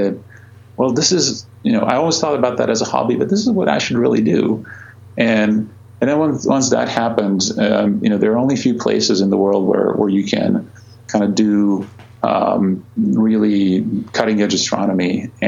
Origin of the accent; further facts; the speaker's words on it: Croatia; moved away as an adult; now in United States; I grew up in Croatia. I went to college there, did my physics degree there